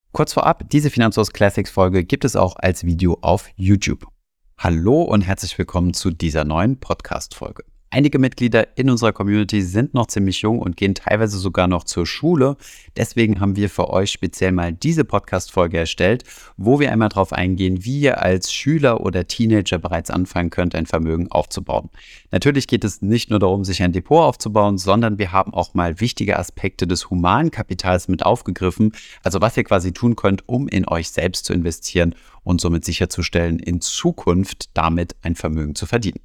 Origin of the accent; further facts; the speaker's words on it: Saarland, Germany; Da wo ich herkomme, aus dem Saarland